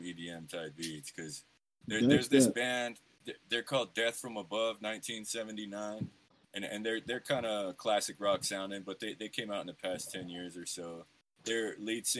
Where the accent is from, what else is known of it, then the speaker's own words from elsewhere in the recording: Idaho, United States; I'm from Idaho